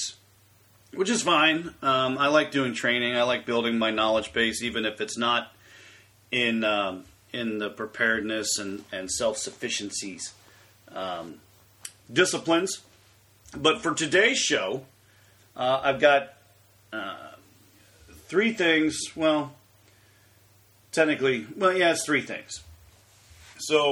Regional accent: Pinehurst, North Carolina, United States; now in Ohio, United States; I grew up in Pinehurst

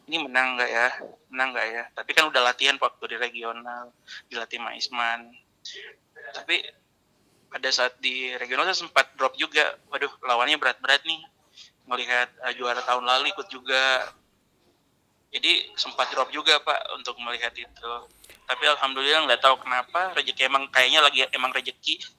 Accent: Makassar, South Sulawesi, Indonesia; Karena kebetulan saya besar lahir di Makassar pak, jadi udah tahu karakteristik untuk orang-orangnya di Makassar seperti apa.

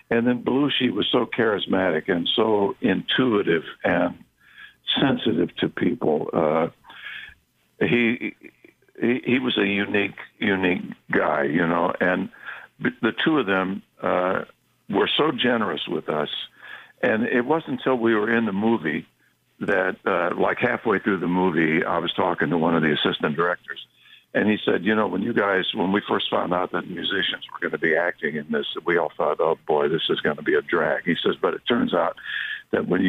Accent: New York, United States; I'm a New Yorker

